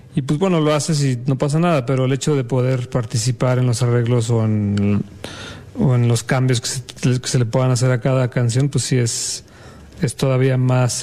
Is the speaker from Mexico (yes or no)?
yes; Mexico City, Mexico; yo soy de la Ciudad de México y desde muy chiquito estoy en la música